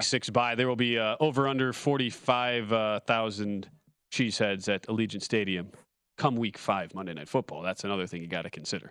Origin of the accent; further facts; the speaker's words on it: Wisconsin, United States; I'm from Wisconsin